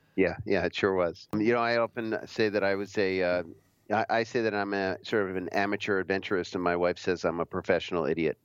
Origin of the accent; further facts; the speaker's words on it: outside of Philadelphia, Pennsylvania, United States; I grew up mostly outside of Philadelphia